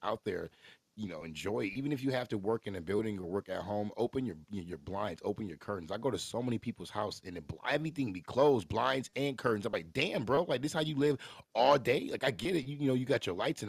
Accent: Midwest, United States; we're from the Midwest

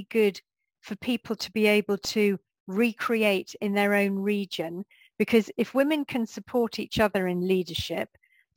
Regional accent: United Kingdom; moved away as an adult; also born or lived in France / Spain; I am British. I mean, okay, I'm dual nationality, British and Irish, but, I'm British. And I've been living out of the UK for over 20 years when I came back

